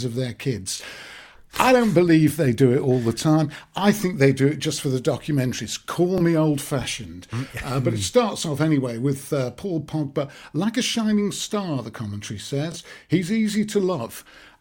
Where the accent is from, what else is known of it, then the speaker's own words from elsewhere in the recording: Manchester, North West England, United Kingdom; Manchester, not everybody takes to Manchester immediately. I say it's my hometown.